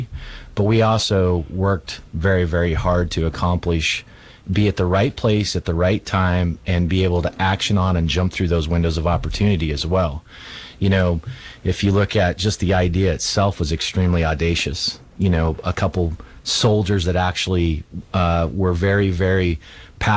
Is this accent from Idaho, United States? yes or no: yes; Idaho, United States; moved away as an adult; I was born and raised in Idaho. We moved away for 22 years